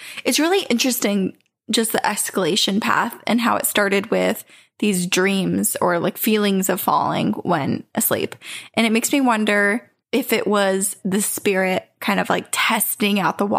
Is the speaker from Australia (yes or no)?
yes; Queensland, Australia; accent: Australian; We grew up in Queenslander. I'm from Australia. I was like, should I read this in my Australian accent?